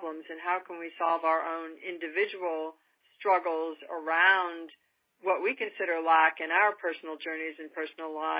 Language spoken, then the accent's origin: English; New York, United States; moved away as an adult; now in California, United States; I grew up in a particularly affluent area of New York